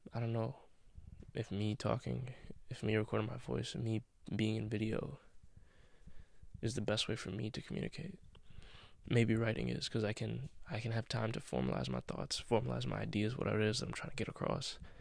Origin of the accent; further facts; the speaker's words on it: United States; I'm an American, right? I live in America in 2021